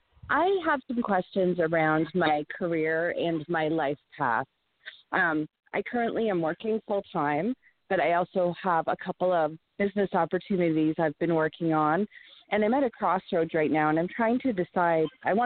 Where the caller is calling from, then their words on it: Thorold, Ontario, Canada; I'm calling from Thorold, Ontario.